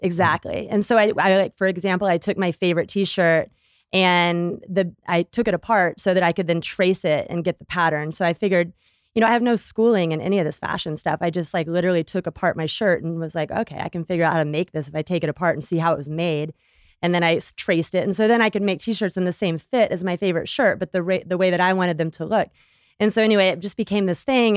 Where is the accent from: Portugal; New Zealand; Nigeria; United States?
United States; Texas; I grew up in Texas